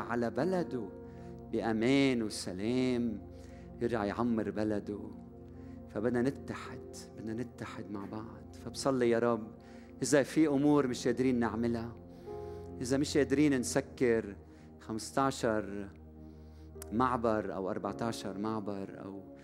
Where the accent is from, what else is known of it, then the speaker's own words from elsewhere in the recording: Lebanon; أنا لبناني وبحب بلدي من كل قلبي